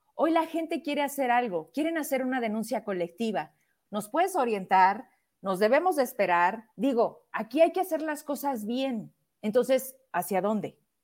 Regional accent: Zacatecas, Mexico; somos zacatecanos y hemos vivido en esta tierra

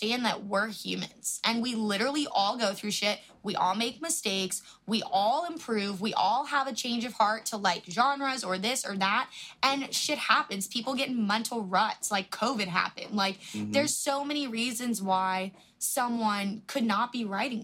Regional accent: Florida, United States; we're both from Florida

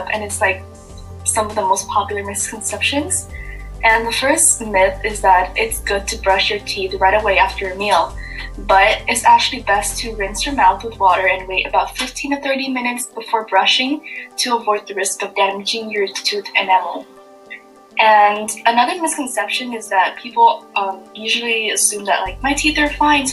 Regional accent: Vietnam; moved away; when I was growing up in Vietnam

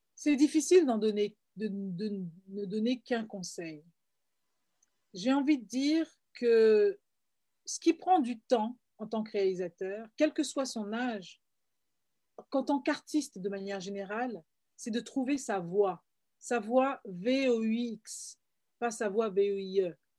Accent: Paris, Île-de-France, France; moved away as an adult; also born or lived in Florida, United States / England / Canada; now in Toronto, Canada; moi qui suis guadeloupéenne, je suis née à Paris, j'ai grandi à Paris et j'ai vécu aux États-Unis

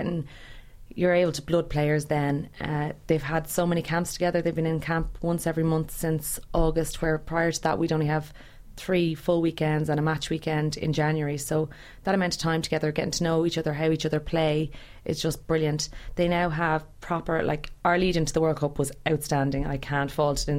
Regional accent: Ireland; being an Irish person

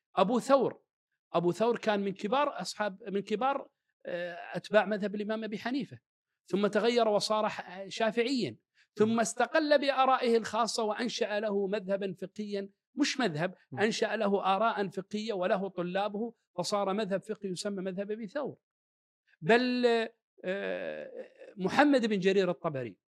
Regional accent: Kuwait; اللي عندنا بالكويت

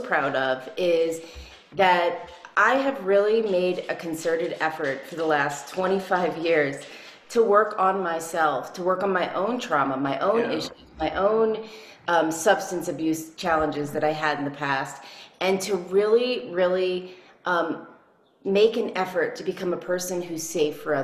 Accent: New Orleans, Louisiana, United States; also born or lived in Chicago / Nashville; now in New Mexico, United States; I was born in New Orleans, and I was the youngest of four

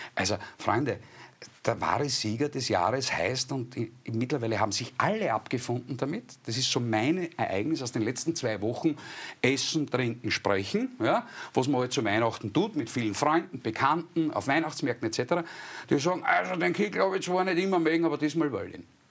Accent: Styria, Austria; bei uns in der Steiermark, ich wohne im ländlichen Raum mit meinem äh, Wochenendhaus

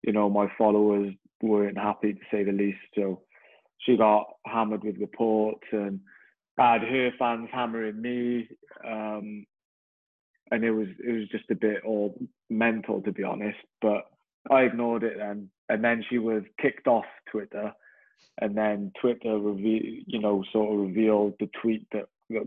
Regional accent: Newport, Wales, United Kingdom; I grew up in a city in Newport

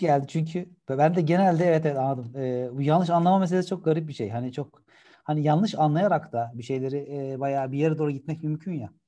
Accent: Gebze, Kocaeli, Turkey; also born or lived in İzmit; ailem, ben küçükken benim a, annem babam Gebze'de oturuyorlardı

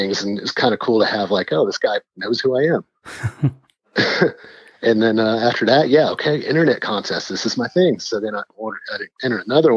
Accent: Texas, United States; I was from Texas

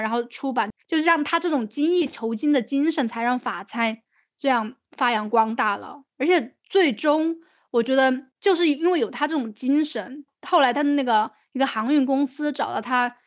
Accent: China; 我们就说从中国来的

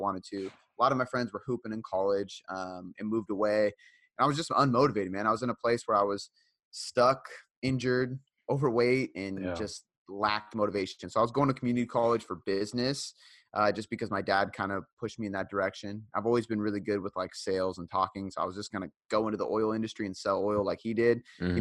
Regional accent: Seattle, Washington, United States; also born or lived in Fife, Washington; I am from Seattle, Washington, so born and raised

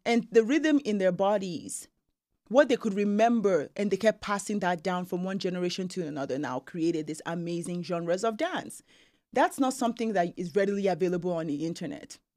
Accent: Nigeria; now in Canada; being Nigerian

